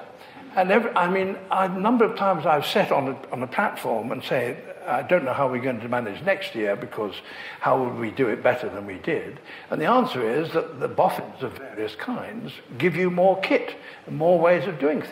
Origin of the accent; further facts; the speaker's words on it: Leicester, East Midlands, United Kingdom; I grew up in Leicester